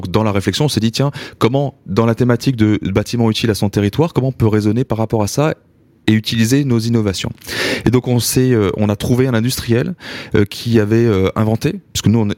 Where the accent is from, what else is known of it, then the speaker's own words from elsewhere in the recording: Grand Est, France; Oui, on est parti de l'Alsace, on était chercher un peu le soleil.